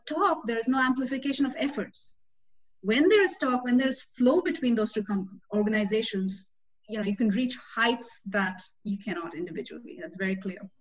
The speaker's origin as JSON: {"language": "English", "country": "India", "tie": "born or raised there", "also_born_or_lived": "Austin, Texas, United States", "moved": "as an adult", "said": "I came from India as a 21-year-old."}